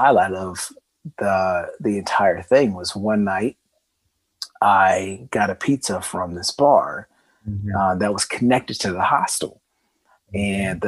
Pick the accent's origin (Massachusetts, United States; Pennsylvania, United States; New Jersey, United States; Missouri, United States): Missouri, United States; Columbia; moved away as an adult; also born or lived in New Zealand; moving from my hometown in Missouri, Columbia, Missouri is where I'm from, to New Zealand.